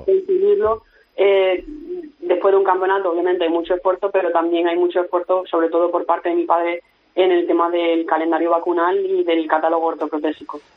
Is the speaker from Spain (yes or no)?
yes; Spain; soy del Mediterráneo y muy orgullosa